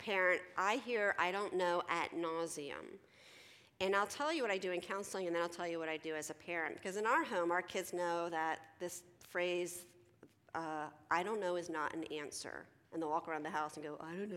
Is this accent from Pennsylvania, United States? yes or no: yes; Philadelphia, Pennsylvania, United States; I'm from Philly